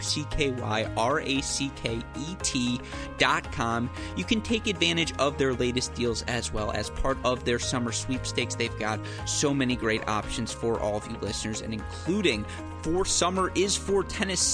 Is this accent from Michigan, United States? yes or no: yes; Franklin, Michigan, United States; moved away; also born or lived in Washington, D.C.; my hometown of Franklin, Michigan.